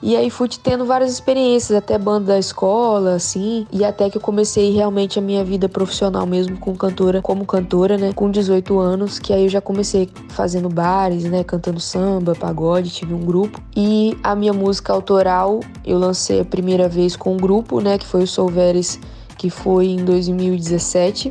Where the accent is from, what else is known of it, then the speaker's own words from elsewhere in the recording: Espírito Santo, Brazil; also born or lived in Bahia; eu cresci é, no Espírito Santo e na Bahia